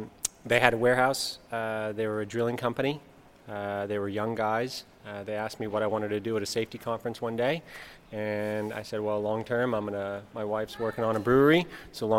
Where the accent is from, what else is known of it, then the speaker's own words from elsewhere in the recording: California, United States; moved away as an adult; now in Monbulk, Australia; I'm from California